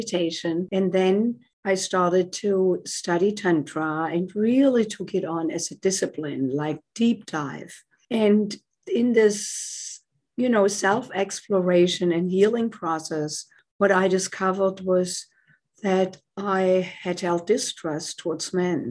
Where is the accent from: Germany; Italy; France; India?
Germany; moved away as an adult; now in United States; As you can tell by my accent, I did not grow up in the United States. I came here from Germany in my late 20s to do postgraduate work in music